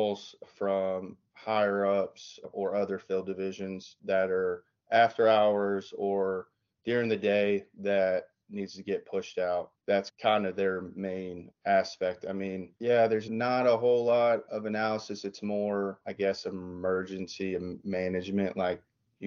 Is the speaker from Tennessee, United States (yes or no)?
yes; East Tennessee, United States; moved away as an adult; also born or lived in Washington, D.C.; I was born and raised in East Tennessee